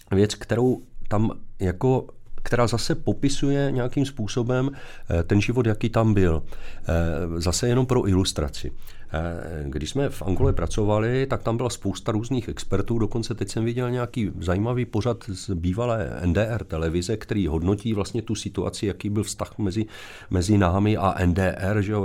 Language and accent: Czech; Zlín, Zlín Region, Czechia; když jsem se vrátil zpátky po, eh, promoci do Zlína, odkud pocházím